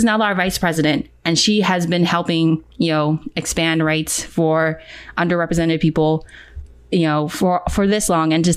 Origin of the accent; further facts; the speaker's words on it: California, United States; I'm from California.